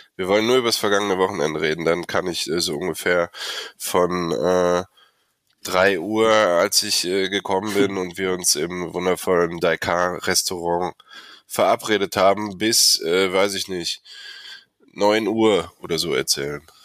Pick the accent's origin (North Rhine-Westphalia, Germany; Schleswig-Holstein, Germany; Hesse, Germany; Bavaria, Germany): North Rhine-Westphalia, Germany; Olpe; ich komm nicht direkt aus Köln, ich komm aus Olpe